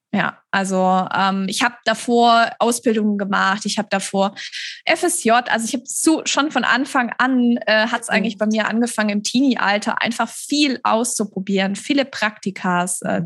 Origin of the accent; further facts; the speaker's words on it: Stuttgart, Baden-Württemberg, Germany; in Stuttgart, das ist meine Heimatstadt, in der ich auch immer noch wohne